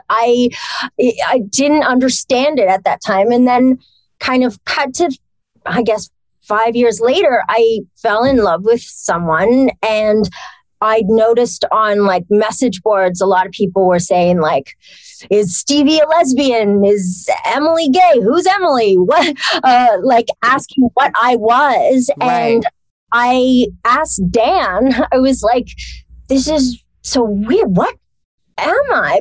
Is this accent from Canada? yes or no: yes; Toronto, Ontario, Canada; moved away; also born or lived in Montreal, Quebec; I was grew up in Toronto. Well, I was born in Montreal. I moved to Toronto for a while.